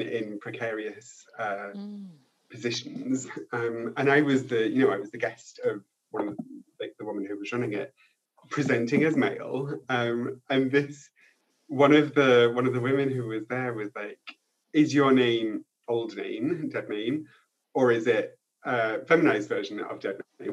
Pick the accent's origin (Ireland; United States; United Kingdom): United Kingdom; also born or lived in Paris, France; now in France; I'm too British to be French, but I'm also too French to be British.